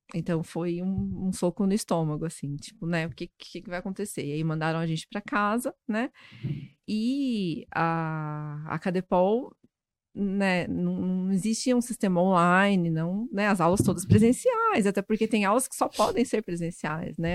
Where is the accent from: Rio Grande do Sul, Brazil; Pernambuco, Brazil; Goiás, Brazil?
Goiás, Brazil; moved away as an adult; also born or lived in Goiânia; now in São Paulo, Brazil; eu sou goiana, fiz faculdade em Goiás. E só que eu já tinha morado em São Paulo na uma parte da infância, da adolescência